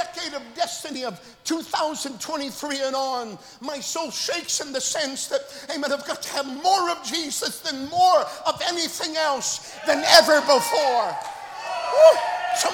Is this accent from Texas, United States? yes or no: no; Oslo, Minnesota, United States; moved away; I'm originally from Oslo, Minnesota, on the North Dakota border.